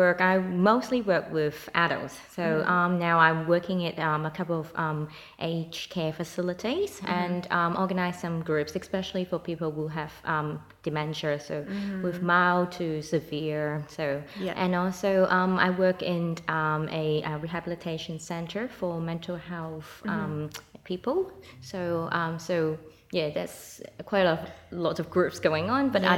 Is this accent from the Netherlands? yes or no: no; Hong Kong; accent: Hong Kong; English is a second language; moved away as an adult; now in Australia; You can still hear my Hong Kong accents